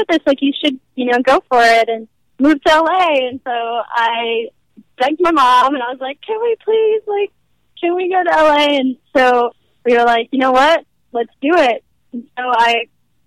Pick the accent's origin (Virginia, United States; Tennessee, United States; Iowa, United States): Tennessee, United States; Nashville; I'm from the south, I'm from Nashville